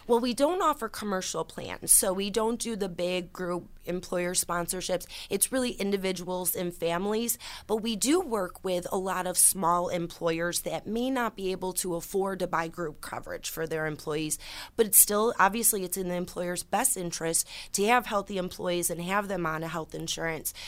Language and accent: English; Orleans County, New York, United States; I started 13 years ago as a representative in my hometown county, in Orleans County, a very small rural area